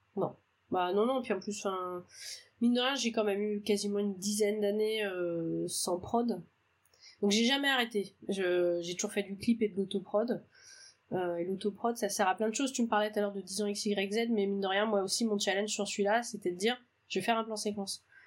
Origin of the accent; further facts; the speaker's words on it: Brittany, France; chez moi, dans le Morbihan